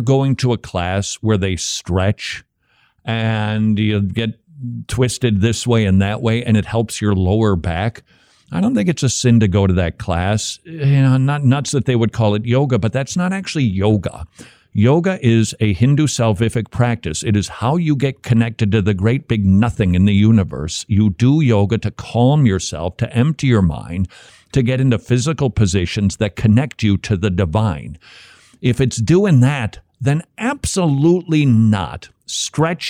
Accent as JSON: {"language": "English", "region": "Scotland", "country": "United Kingdom", "accent": "Scottish brogue", "said": "my Scottish accent, my brogue"}